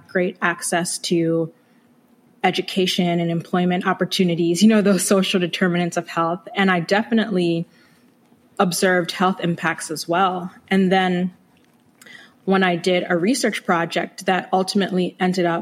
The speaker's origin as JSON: {"language": "English", "town": "Chester", "region": "Virginia", "country": "United States", "tie": "born or raised there", "also_born_or_lived": "Brooklyn, New York", "moved": "as an adult", "lives_now": "Maryland, United States", "said": "I was born in Brooklyn, New York, but I spent a good amount of my youth, so middle school and high school, in Chester, Virginia, which is just south of Richmond"}